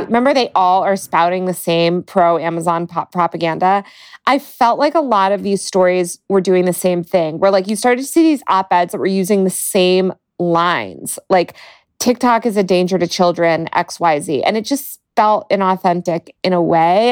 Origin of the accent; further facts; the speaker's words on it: Denver, Colorado, United States; the Denver Post, um, which is my hometown newspaper